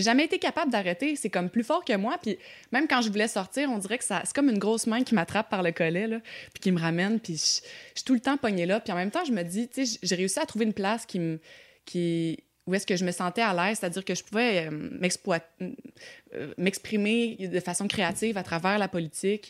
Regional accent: Quebec, Canada; je suis québécoise

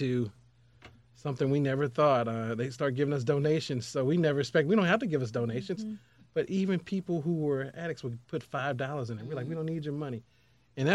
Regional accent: St. Louis, Missouri, United States; I grew up in North St. Louis on 20th and Cass Avenue in the projects

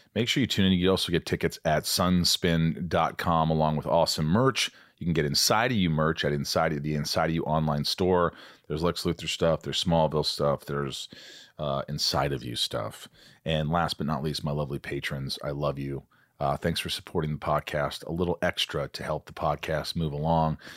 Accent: Indiana, United States; I grew up in Indiana

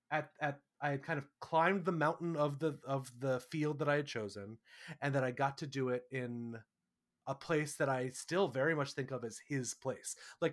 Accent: New York, United States; I have always been very proud to say I'm a New Yorker. I'm from New York. That is a big part of my kind of chosen identity.

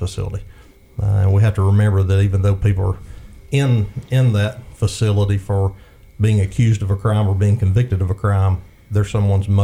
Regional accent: Bryant, Alabama, United States; The rural setting where I was raised in Bryan, Alabama

